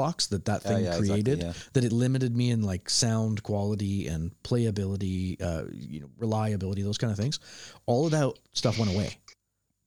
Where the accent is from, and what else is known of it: Canada; born or raised there